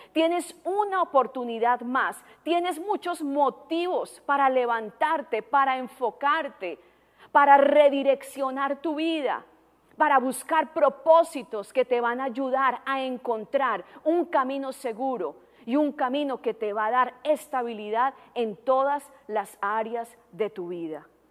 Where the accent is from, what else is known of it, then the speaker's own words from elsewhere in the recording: Colombia; moved away as an adult; also born or lived in Tijuana, Mexico; now in United States; Yo no soy americana, no tengo nacionalidad americana todavía. Soy colombiana.